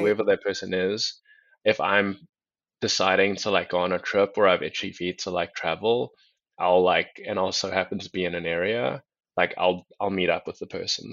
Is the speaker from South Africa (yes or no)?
yes; South Africa; moved away as an adult; also born or lived in Atlanta; now in United States; I'm originally from South Africa. I'm half Mauritian, half Chinese, but I was born in South Africa